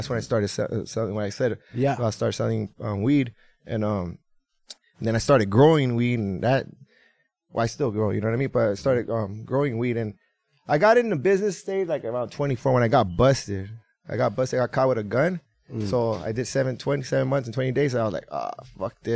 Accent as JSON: {"language": "English", "town": "San Fernando", "region": "California", "country": "United States", "tie": "born or raised there", "also_born_or_lived": "Chihuahua, Mexico", "said": "I was born and raised in the San Fernando Valley, the city of San Fernando"}